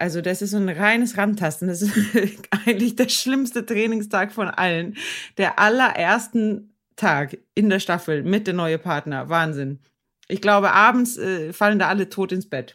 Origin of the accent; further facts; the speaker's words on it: Sweden; ich als Schwedin